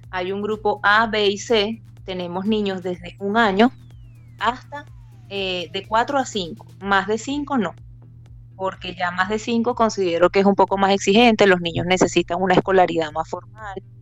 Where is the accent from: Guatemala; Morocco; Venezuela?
Venezuela; moved away as an adult; now in Chile; somos. nos vinimos desde Venezuela, mi esposo, mi hijo y yo. Llegamos acá a Chile hace ya cuatro años